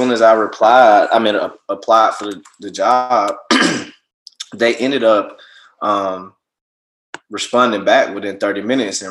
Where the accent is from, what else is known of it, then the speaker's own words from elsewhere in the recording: Montgomery, Alabama, United States; moved away as an adult; also born or lived in Miami, Florida; now in Seattle, United States; I'm from Montgomery, Alabama. I was, you know, born and raised there